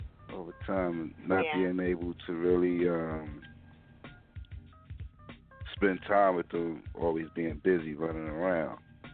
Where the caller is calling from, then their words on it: Brooklyn, New York, United States; I'm calling from Brooklyn, New York.